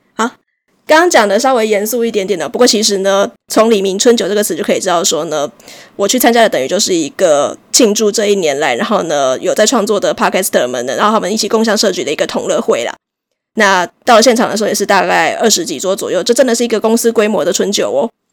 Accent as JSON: {"language": "Chinese", "region": "Chiayi", "country": "Taiwan", "said": "我是嘉义人，我们两个都是比较南部的"}